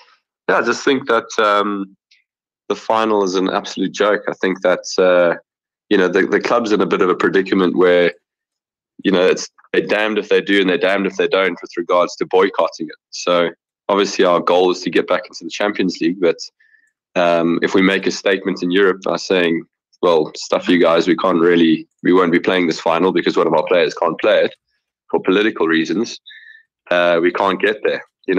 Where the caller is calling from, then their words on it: Johannesburg, Gauteng, South Africa; I'm from Johannesburg, South Africa.